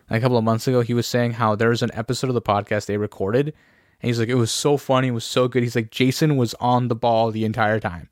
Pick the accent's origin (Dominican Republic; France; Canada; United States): Canada; Ontario; we're from Ontario